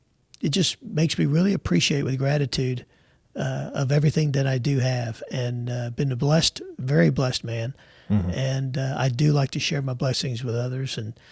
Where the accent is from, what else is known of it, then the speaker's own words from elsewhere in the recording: New York City, New York, United States; now in Jacksonville, United States; We came from New York City to Jacksonville, Texas, with three boxes to our name on Trailways bus.